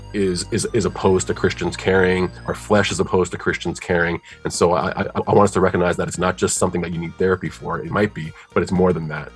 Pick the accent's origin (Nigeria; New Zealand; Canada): Nigeria; moved away; I'm from Nigeria originally, and it's a very spiritual spiritual place